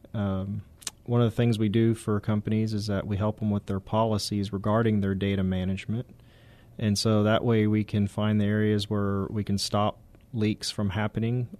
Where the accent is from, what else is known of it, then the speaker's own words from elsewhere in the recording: San Antonio, Texas, United States; I'm from San Antonio area originally